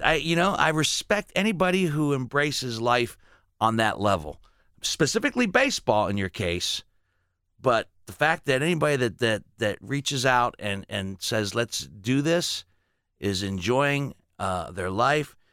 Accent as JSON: {"language": "English", "town": "Dolton", "region": "Illinois", "country": "United States", "tie": "born or raised there", "also_born_or_lived": "Gary, Indiana", "said": "I was born in Gary, lived in Chicago, suburb called Dalton"}